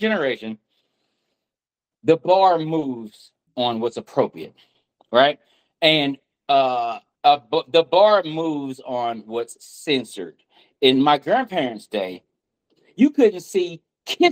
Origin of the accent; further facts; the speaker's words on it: Nashville, Tennessee, United States; I'm from Nashville. I went to John Overton.